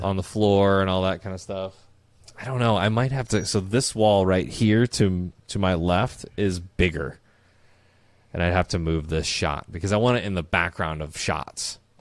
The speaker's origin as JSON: {"language": "English", "region": "Midwest", "country": "United States", "tie": "born or raised there", "said": "growing up in the Midwest, our lakes and ponds are okay, but we go to Minnesota every once in a while"}